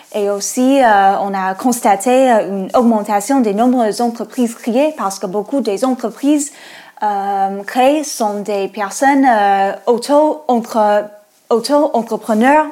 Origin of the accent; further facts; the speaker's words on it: United States; French is a second language; moved away; moi je suis américaine. Euh, on entend peut-être avec mon accent